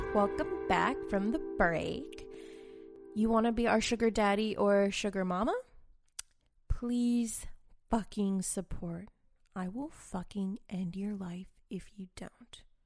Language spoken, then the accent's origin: English; Boston, Massachusetts, United States; now in Austin, United States; I'm from Boston